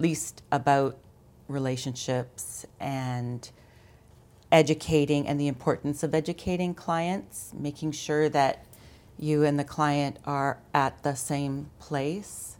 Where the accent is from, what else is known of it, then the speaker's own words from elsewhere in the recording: London, Ontario, Canada; also born or lived in Mont-Tremblant, Quebec; now in Ottawa, Canada; I, I'm from Ontario. I grew up in London. I, uh, lived in London for, you know, until I was twenty-three.